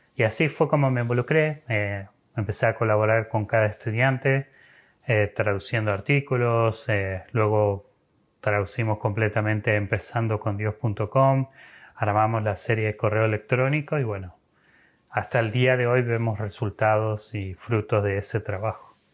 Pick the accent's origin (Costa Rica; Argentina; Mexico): Argentina; yo me involucré con Crew estando en Argentina, soy argentino